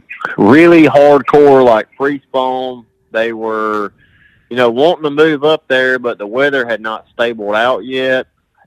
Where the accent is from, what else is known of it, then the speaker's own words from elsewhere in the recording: Alabama, United States; I grew up on the Coosa River right here